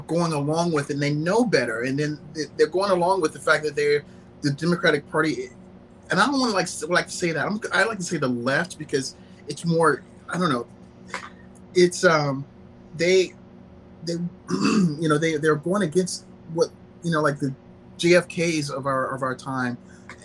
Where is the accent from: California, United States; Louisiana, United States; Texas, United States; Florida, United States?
Florida, United States; Orlando; I live in Orlando. I'm from Orlando, too.